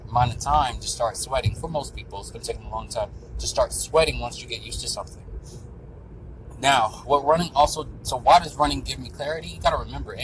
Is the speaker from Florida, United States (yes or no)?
yes; Florida, United States; I'm from Florida